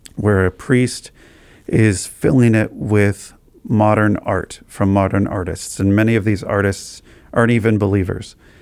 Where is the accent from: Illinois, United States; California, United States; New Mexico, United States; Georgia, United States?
New Mexico, United States; Albuquerque; moved away as an adult; also born or lived in Iowa; now in Columbus, United States; I grew up in Albuquerque, New Mexico, and I loved life in Albuquerque